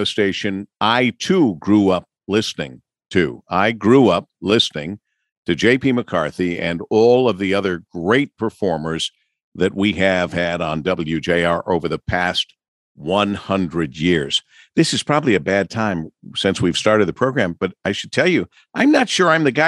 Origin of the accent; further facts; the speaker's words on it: Monroe, Michigan, United States; I grew up in Monroe, Michigan